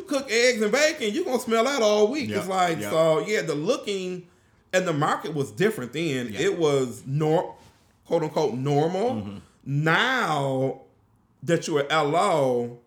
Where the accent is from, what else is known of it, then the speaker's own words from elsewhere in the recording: Pontiac, Michigan, United States; I'm from Pontiac. We didn't pay for trash